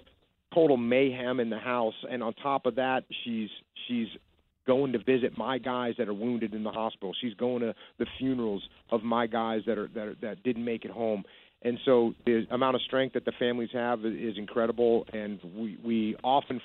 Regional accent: East Coast, United States; I grew up on the East Coast.

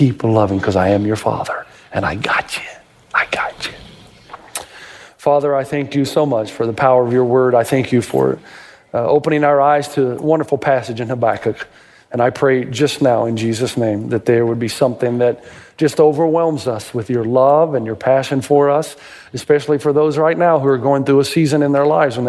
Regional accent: Tennessee, United States; I grew up in Tennessee

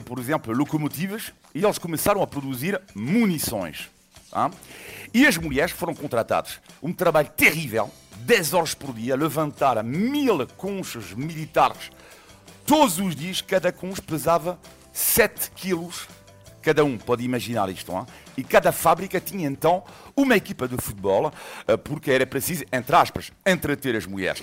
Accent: a city in western France, France; born or raised there; moved away

